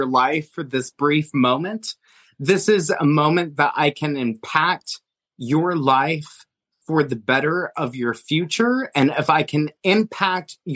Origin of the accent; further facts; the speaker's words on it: Montana, United States; now in Pennsylvania, United States; I grew up in Montana with very rare opportunities